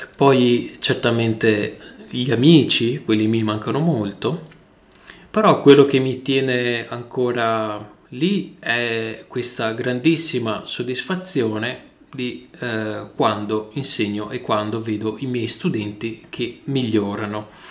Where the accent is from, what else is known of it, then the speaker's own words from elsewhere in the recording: northern Italy, Italy; accent: northern Italian; Io ho un accento, ho un accento del nord Italia